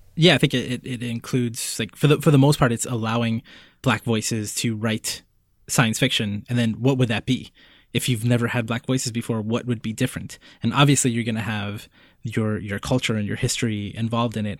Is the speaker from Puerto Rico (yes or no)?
yes; Puerto Rico; I was born in Puerto Rico